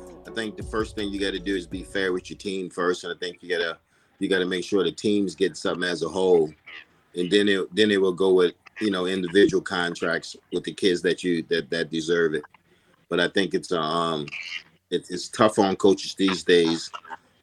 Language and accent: English; Louisiana, United States; I'm from Louisiana